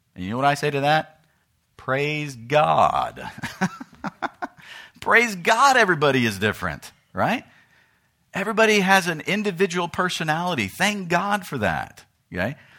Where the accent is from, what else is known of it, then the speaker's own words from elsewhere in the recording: United States; in America, I'm an American, but in Uganda, I become a Ugandan